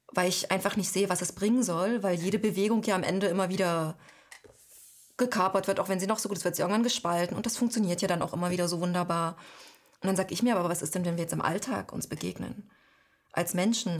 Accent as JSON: {"language": "German", "town": "Halle", "region": "Saxony-Anhalt", "country": "Germany", "tie": "born or raised there", "also_born_or_lived": "Leipzig / Paris", "accent": "Hallensisch", "moved": "as an adult", "lives_now": "Spain", "said": "in meiner Jugend gab es in Halle ziemlich viele Neonazis"}